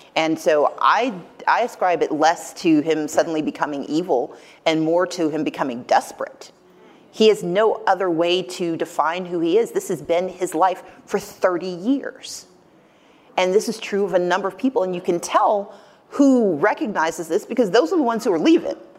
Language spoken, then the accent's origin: English; Deep South, United States; I'm from the Deep South